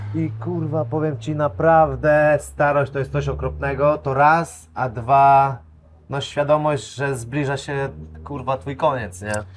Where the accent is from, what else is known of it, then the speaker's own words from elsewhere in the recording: Kudowa-Zdrój, Lower Silesian Voivodeship, Poland; ja pochodzę z Kudowy, z Drój, e, pod czeską granicą